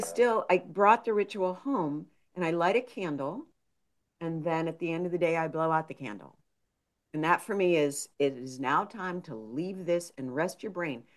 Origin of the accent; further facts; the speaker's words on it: Pennsylvania, United States; also born or lived in Minnesota / New York / Illinois; now in Seattle, United States; I grew up in Pennsylvania, went to college in Minnesota, moved to outside of New York City